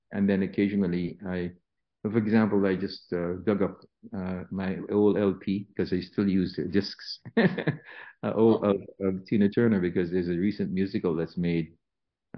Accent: Antigua & Barbuda; moved away; When I was growing up in Antigua, I was taught classical piano

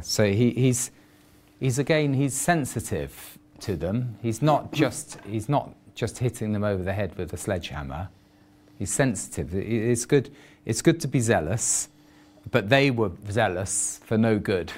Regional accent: England, United Kingdom; I'm just an Englishman

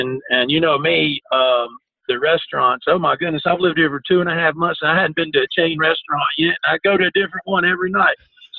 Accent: South Carolina, United States; also born or lived in Cleveland, Tennessee; I was born in Tennessee, Cleveland, Tennessee, as you mentioned, but I grew up in South Carolina, just on the southern side of Charlotte, just actually a few hundred yards inside the state.

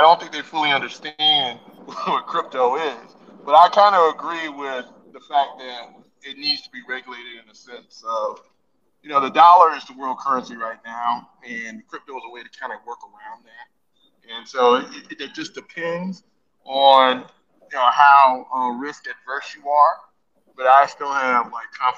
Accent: Nigeria; I'm from Nigeria, right, Todd? You know I'm Nigerian.

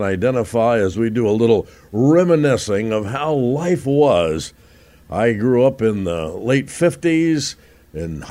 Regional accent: Roanoke, Indiana, United States; growing up in Roanoke, Indiana, absolutely one way, exactly 1 mile from my front door to the front door of the school, Roanoke High School

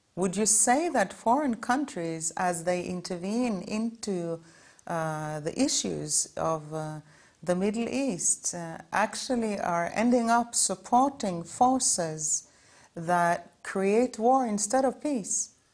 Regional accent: Norway; I come from Norway

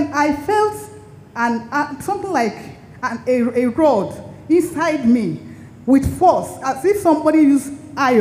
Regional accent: Lagos, Nigeria; now in Abuja, Nigeria; I was born in Lagos. I grew up in Lagos.

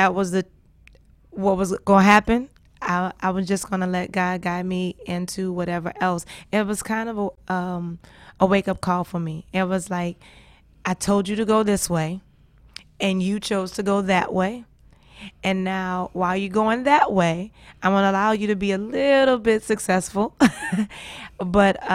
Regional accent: New Orleans, Louisiana, United States; I'm from New Orleans. There's no mountains. We below sea level.

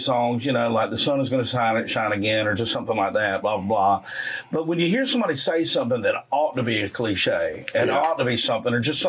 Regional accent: South Carolina, United States; I grew up in the Grand Strand area.

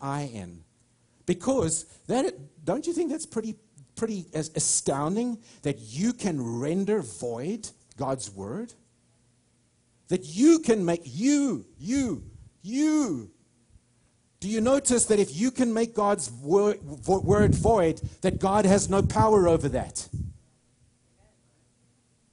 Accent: United States; I'm an American. I love this nation

